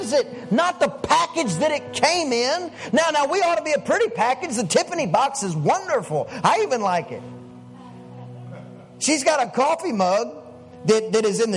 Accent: East Texas, United States; I'm from East Texas in a little old bitty town

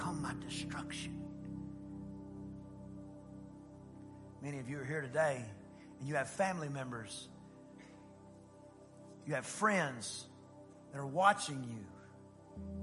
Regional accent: East Texas, United States; I grew up in East Texas.

